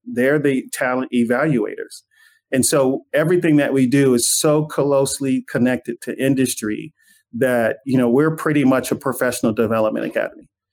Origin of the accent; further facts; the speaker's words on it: Inglewood, California, United States; when I was growing up in Inglewood